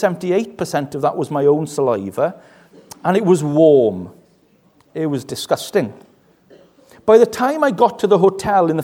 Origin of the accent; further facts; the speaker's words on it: West Wales, United Kingdom; I come from West Wales, which means I'm a little bit tight.